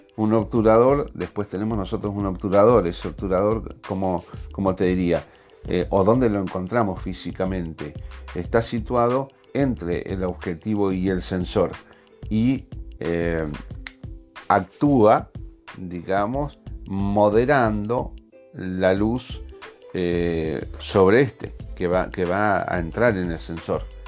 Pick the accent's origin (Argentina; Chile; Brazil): Argentina; Yo soy de Argentina